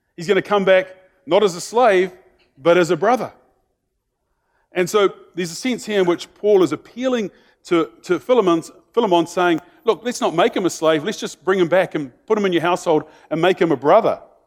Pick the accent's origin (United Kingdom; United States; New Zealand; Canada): New Zealand; being in New Zealander, isn't it, is that we sort of have this expectation because we're a small country